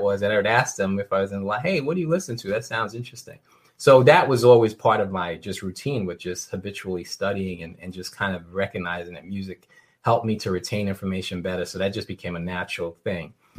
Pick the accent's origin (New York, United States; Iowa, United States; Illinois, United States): New York, United States; New York City; a, young uh, young uh, teenager growing up in New York City